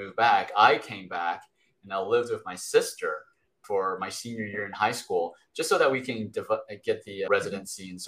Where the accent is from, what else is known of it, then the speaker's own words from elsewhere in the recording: Texas, United States; also born or lived in Taipei, Taiwan / Austin, Texas; I was raised a Texan. So I've been in Texas majority of my life